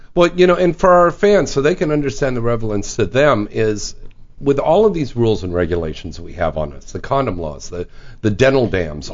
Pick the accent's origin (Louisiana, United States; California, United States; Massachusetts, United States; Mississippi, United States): California, United States; San Jose; moved away; San Jose, California, my hometown